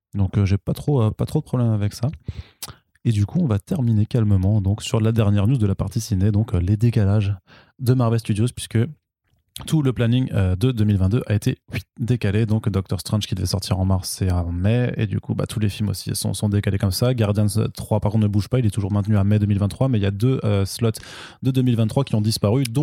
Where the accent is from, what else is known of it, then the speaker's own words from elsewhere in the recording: the East, eastern France, France; je viens de l'Est